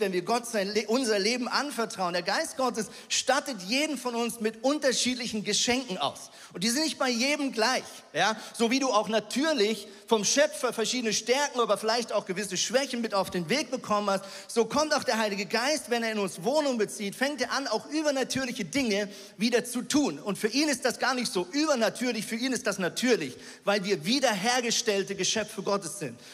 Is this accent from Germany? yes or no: no; Switzerland; ich als Schweizer